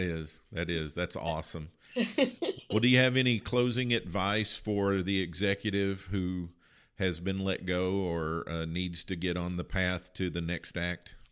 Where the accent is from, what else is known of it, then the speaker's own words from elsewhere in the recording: Kentucky, United States; I grew up in Kentucky